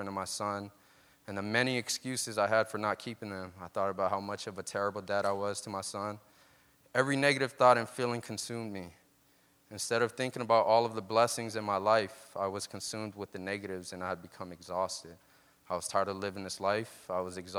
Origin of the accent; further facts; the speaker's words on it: Stockton, California, United States; UOP in Stockton, my hometown university